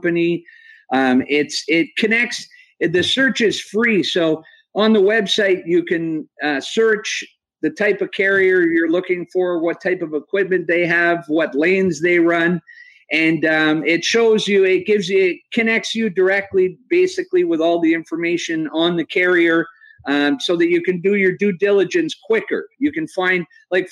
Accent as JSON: {"language": "English", "country": "Canada", "said": "I didn't have a driver's license, and I was from Canada, so that created a little bit of hassle when I was 15 years old"}